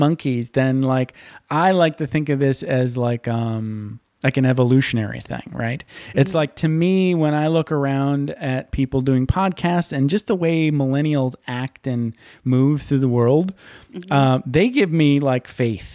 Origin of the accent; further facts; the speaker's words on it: Michigan, United States; I'm from Michigan.